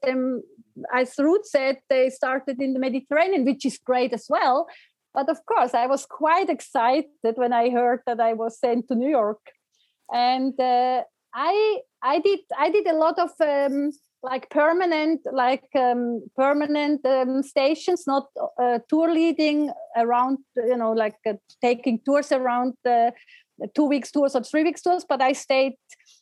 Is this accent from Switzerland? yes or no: yes; Fribourg, Switzerland; moved away; I grew up in Fribourg on a beautiful farm, which I still love and still call home